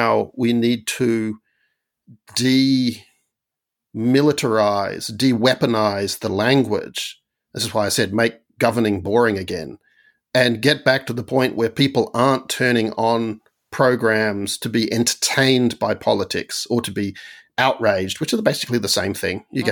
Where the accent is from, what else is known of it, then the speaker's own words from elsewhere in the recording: Australia; when I was growing up in Australia